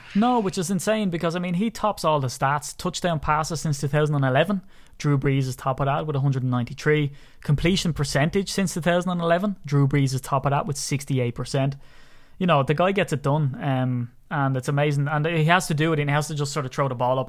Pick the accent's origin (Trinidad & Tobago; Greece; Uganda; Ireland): Ireland; I'm Irish